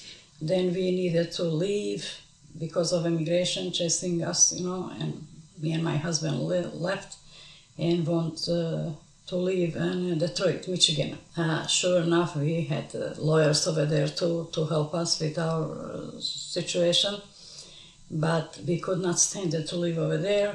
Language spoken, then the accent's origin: English; Kosovo; moved away as an adult; also born or lived in Montenegro; now in Dallas, United States; I was born in Montenegro. I'm coming from the parents were different nationality. My mom was Montenegrin and my father was Kosovar from Drenica. So I live in Montenegro with my parents for 14 years. After 14 years, we moved to Kosovo.